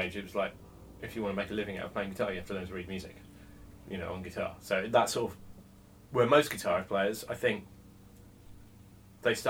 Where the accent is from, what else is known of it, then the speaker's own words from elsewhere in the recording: between Reading and Oxford, South East England, United Kingdom; also born or lived in Henley; I was born in Oxford. I didn't really live there. I sort of lived in a couple of places just sort of between Reading and Oxford